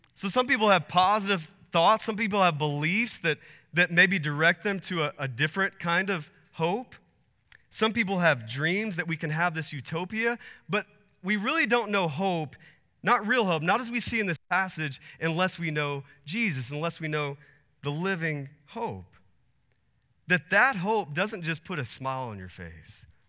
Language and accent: English; Texas, United States; now in Arizona, United States; I grew up in Texas